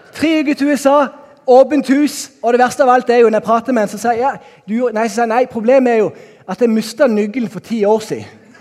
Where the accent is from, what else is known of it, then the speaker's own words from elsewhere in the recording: Norway; also born or lived in Bergen; now in Kristiansand, Norway; hjemme på Haua, der jeg er oppvokst